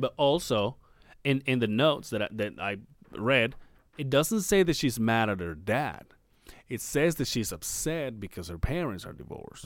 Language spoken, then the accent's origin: English; Mexico; now in Salt Lake City, United States; We went from my hometown to Mexico City